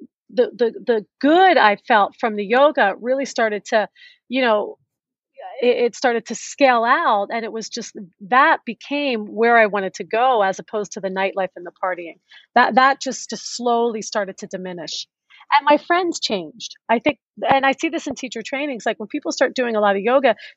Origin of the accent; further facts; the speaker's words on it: Philadelphia, Pennsylvania, United States; also born or lived in New York City / Las Vegas; now in Los Angeles, United States; I was a city girl, I grew up in Philadelphia